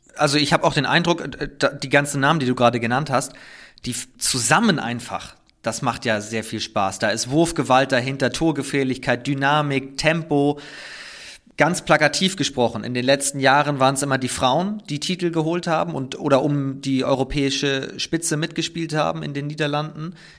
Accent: Northern Germany, Germany; ich komme ja aus Norddeutschland

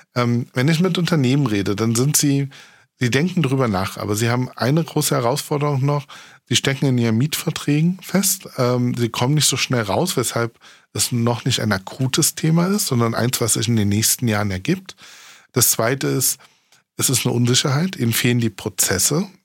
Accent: Saxony-Anhalt, Germany; now in Berlin, Germany; ich komme aus Sachsen-Anhalt, das ist ein Niedriglohnland.

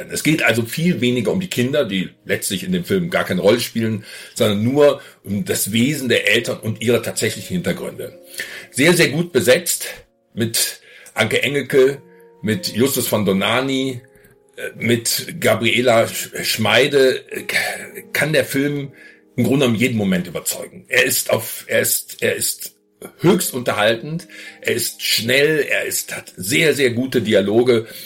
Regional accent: Düsseldorf, North Rhine-Westphalia, Germany; ich bin in Düsseldorf selber aufgewachsen.

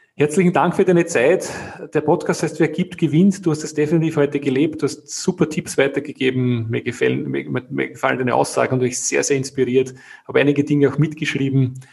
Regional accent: Austria; bei uns in Österreich

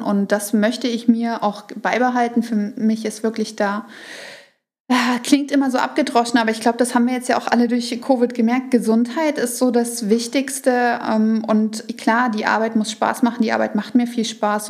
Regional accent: Saxony, Germany; ich komme ja aus Sachsen und wir hatten Sorbisch in der Schule

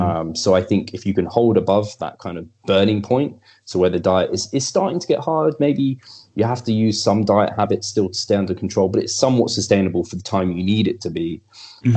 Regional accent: England, United Kingdom; I'm English.

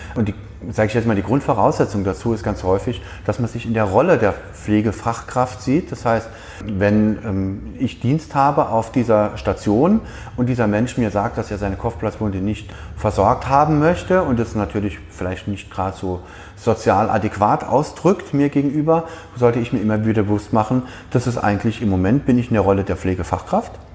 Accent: Saarland, Germany; bei uns im Saarland, das sehr industriegeprägt ist

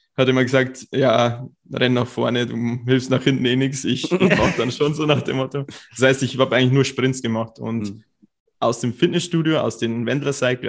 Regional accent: Cham, Bavaria, Germany; moved away as an adult; also born or lived in Bayreuth; Ich komme aus Kaam, das ist so zwei Stunden fast weg.

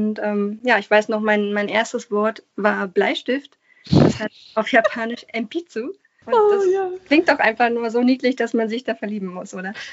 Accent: Berlin, Germany; Da hatte ich als eingeborene Berlinerin die Gelegenheit, an einem Gymnasium

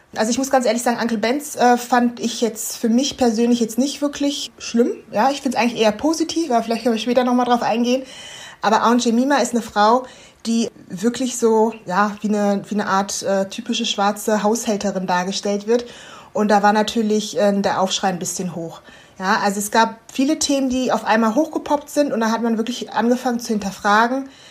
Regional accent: Germany; ich bin ja jetzt in Deutschland aufgewachsen

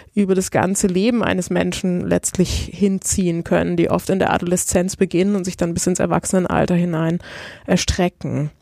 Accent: Italy; moved away; Ich komme aus Italien.

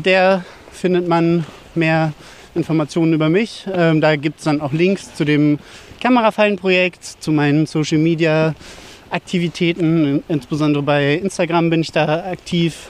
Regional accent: Dötberg, Germany; Und zwar bin ich ja hier in Dötberg aufgewachsen

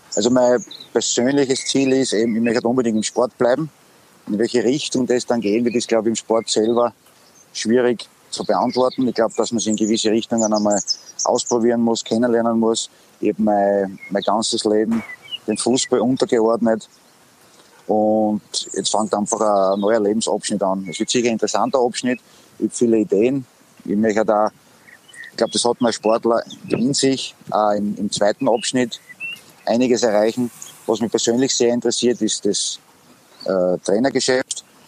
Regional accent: Graz, Styria, Austria; moved away; komme ich eigentlich aus Graz. Ich habe meine ganze Jugend bei Sturm Graz verbracht

